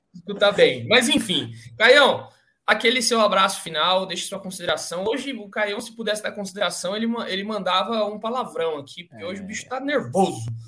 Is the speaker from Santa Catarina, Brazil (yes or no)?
no; Cotia, São Paulo, Brazil; eu que sou de Cotia